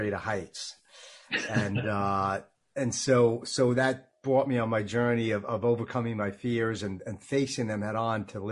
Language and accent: English; Long Island, New York, United States; I grew up in Long Island, New York, thus the accent